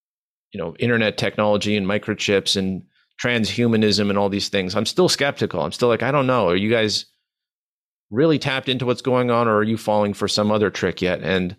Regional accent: Manitoba, Canada

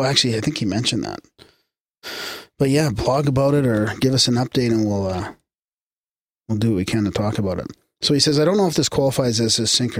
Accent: Revelstoke, British Columbia, Canada; now in Victoria, Canada; Nowadays, I live in Victoria, but I grew up in Revelstoke, and in 2012, got the idea to collect all of Revelstoke's paranormal history into a book.

